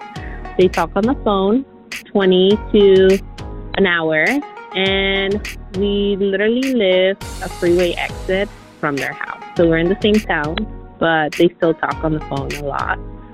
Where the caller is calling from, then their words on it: Encinitas, California, United States; I'm calling from Encinitas.